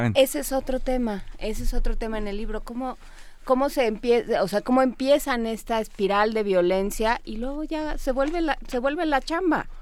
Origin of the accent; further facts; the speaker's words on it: Mexico; siendo un mexicano en el siglo XXI